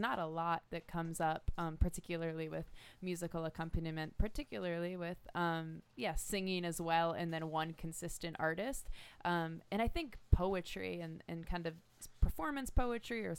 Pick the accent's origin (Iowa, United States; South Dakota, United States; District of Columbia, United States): District of Columbia, United States; Washington; moved away as an adult; now in Sacramento, United States; I'm originally an East Coaster, and I'm from Washington, D.C., and then moved here